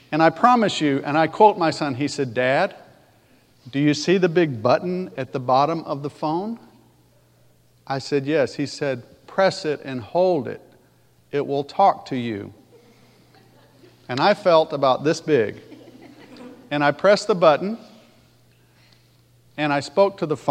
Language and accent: English; Alabama, United States; I talk funny. Because I sound like I do and I'm from Alabama